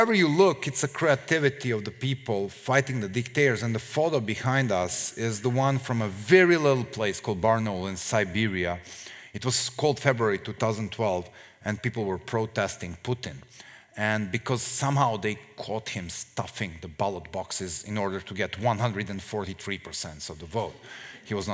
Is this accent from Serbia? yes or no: yes; Serbia; we, the Serbs